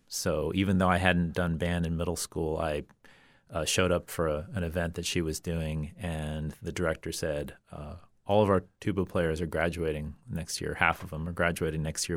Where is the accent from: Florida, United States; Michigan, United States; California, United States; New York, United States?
Florida, United States; Orlando; also born or lived in Bethlehem, Pennsylvania; I grew up mostly in Orlando. I moved there when I was um, in just starting fifth grade.